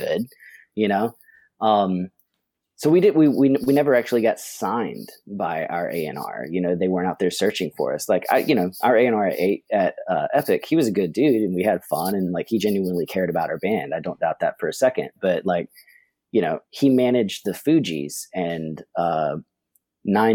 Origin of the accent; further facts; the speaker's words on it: Atlanta, Georgia, United States; We're from Atlanta